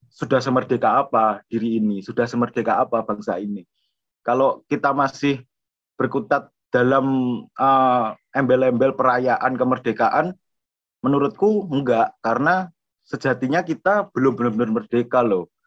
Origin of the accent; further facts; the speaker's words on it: Madiun, East Java, Indonesia; now in Jember, Indonesia; aku asli Madiun dan kebetulan aku kuliah di Jember, aku di FISIP jurusan sosiologi.